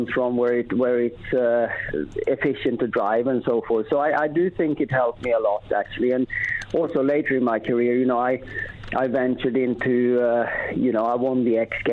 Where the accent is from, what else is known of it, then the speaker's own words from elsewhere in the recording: Sweden; we had grew up by a lake in Sweden